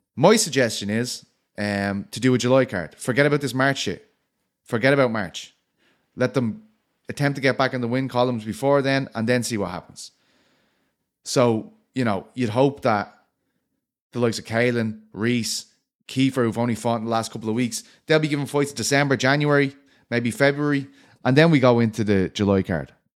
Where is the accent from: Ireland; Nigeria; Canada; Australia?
Ireland; I'm an Irishman.